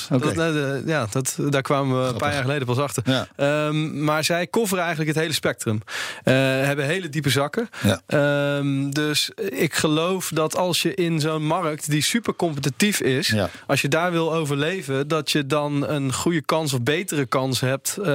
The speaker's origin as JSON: {"language": "Dutch", "town": "Wageningen", "region": "Gelderland", "country": "Netherlands", "said": "En ehm, dat ik kom zelf uit Wageningen, dus wij we zijn hier"}